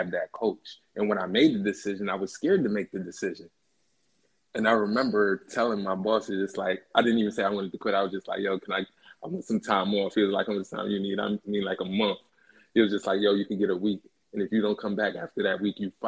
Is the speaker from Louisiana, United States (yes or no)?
no; Philadelphia, Pennsylvania, United States; I'm from Philly